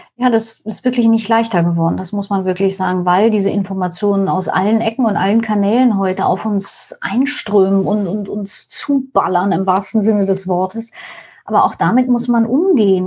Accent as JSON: {"language": "German", "region": "East Germany", "country": "Germany", "tie": "born or raised there", "moved": "yes", "lives_now": "Hamburg, Germany", "said": "Ich bin in der DDR aufgewachsen"}